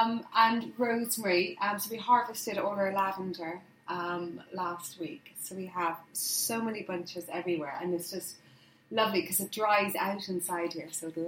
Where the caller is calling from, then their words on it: South East England, United Kingdom; I'm in Hampshire in the countryside.